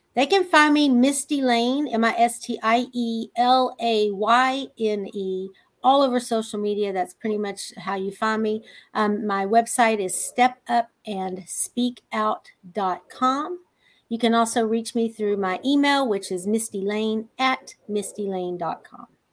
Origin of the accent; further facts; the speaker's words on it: Texas, United States; I'm just a simple little country girl from Texas